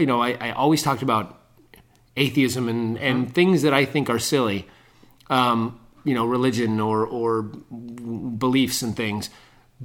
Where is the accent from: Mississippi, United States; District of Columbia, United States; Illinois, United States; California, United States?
California, United States; Bay Area; I'm from the Bay Area.